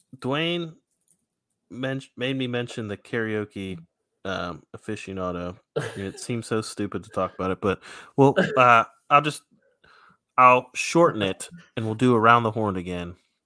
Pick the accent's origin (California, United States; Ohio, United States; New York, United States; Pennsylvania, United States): Pennsylvania, United States; Pittsburgh; moved away; So I'm from Pittsburgh originally.